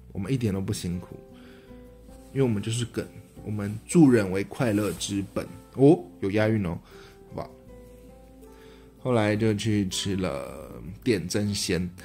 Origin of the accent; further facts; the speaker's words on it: Taiwan; accent: Taiwanese accent; 身为一个台湾人